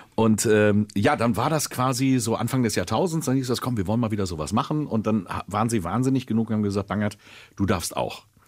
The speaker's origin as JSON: {"language": "German", "area": "Sauerland", "region": "North Rhine-Westphalia", "country": "Germany", "moved": "yes", "said": "ich komme aus dem Sauerland und bin im Schnee geboren im Dezember"}